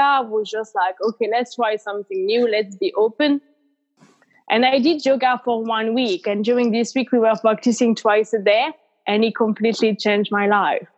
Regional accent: France; moved away as an adult; also born or lived in Australia; now in United Kingdom; I'm from France originally and I live in the UK

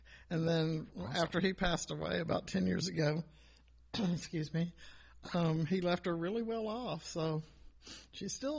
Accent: Atlanta, Georgia, United States; also born or lived in Anniston, Alabama; we moved here when I was 5, and I've lived here ever since.

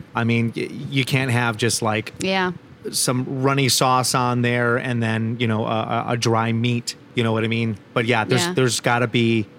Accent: East Coast, United States; now in Kansas City, United States; I grew up on the East Coast

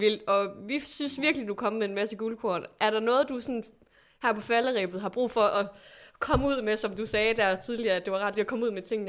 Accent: Aalborg, North Denmark Region, Denmark; sidder jo i Aalborg, og jeg er fra Aalborg

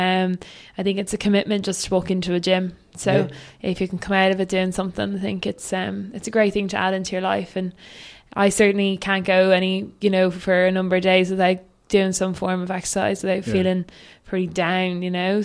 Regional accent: Dún Laoghaire, Leinster, Ireland; I grew up in Dunleary, and you know, I grew up sailing down on the seafront

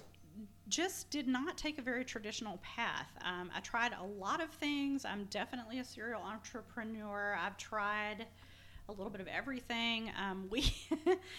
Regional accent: Nashville, Tennessee, United States; born or raised there; moved away as an adult; also born or lived in Jacksonville, Florida; now in Savannah, United States

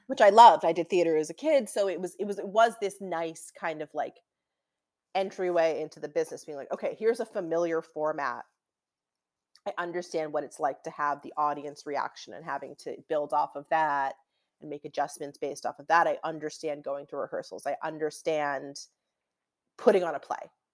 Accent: Newton, Massachusetts, United States; moved away as an adult; also born or lived in Saratoga Springs, New York; now in Los Angeles, United States; I'm from Newton, Massachusetts

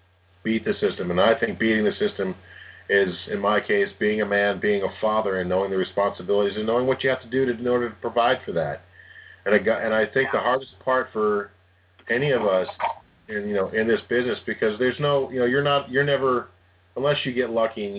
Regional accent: Cleveland, Ohio, United States; moved away as an adult; also born or lived in Philadelphia; I grew up in Cleveland

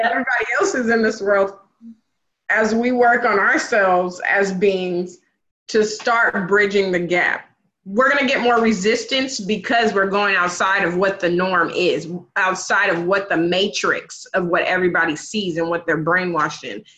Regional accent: the Northwest, Pacific Northwest, United States; I grew up in the Northwest.

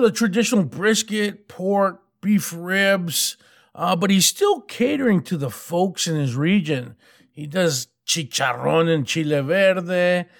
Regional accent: Texas, United States; Growing up in West Texas, this is the type of grub that I grew up eating, so I have a deep connection to it.

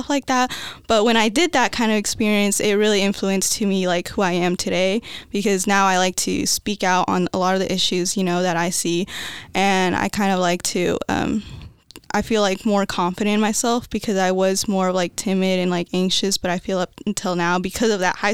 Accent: Las Vegas, Nevada, United States; moved away; I grew up in Las Vegas, Nevada

